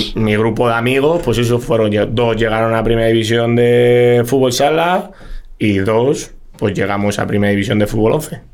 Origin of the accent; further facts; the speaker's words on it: Madrid, Community of Madrid, Spain; soy un chaval humilde de Vallecas